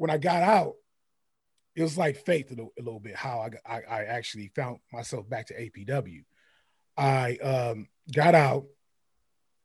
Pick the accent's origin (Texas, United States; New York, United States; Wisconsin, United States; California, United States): California, United States; San Francisco; I'm from Frisco. I lived there